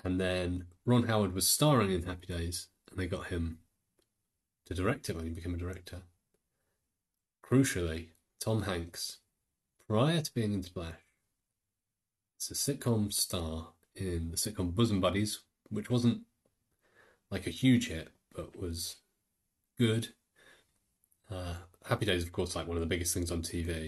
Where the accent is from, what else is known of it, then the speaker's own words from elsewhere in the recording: United Kingdom; accent: British; We are two British people, as you can tell, by our outrageous accents